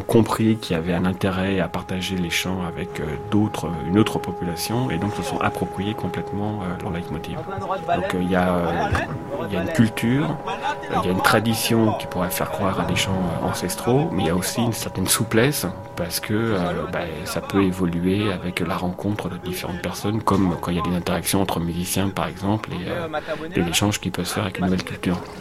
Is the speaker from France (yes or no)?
yes; Paris, Île-de-France, France; je suis parisien